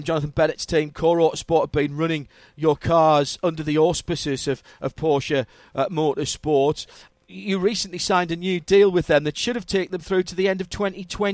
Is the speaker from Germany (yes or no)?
no; England, United Kingdom; as us English would say